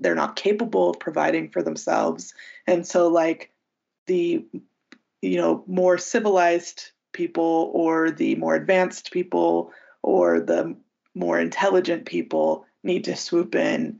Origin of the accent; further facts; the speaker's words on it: United States; as an American and as a Westerner